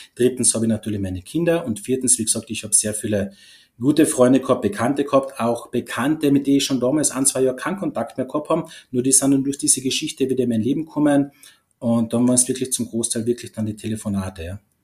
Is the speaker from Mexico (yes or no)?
no; Carinthia, Austria; ich bin aus Kärnten, das haben sicher schon mal von der Stimme erkannt